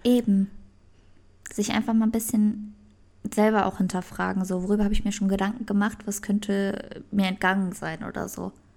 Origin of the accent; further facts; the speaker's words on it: Germany; bei uns in Deutschland